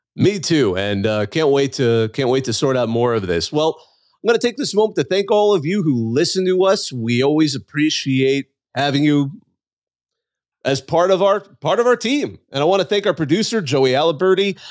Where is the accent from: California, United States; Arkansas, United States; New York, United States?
California, United States; I grew up in California